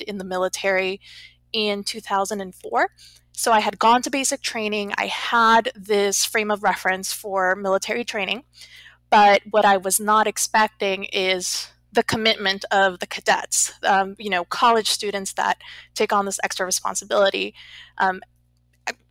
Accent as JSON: {"language": "English", "town": "Los Angeles", "region": "California", "country": "United States", "tie": "born or raised there", "said": "I was born in Los Angeles, California"}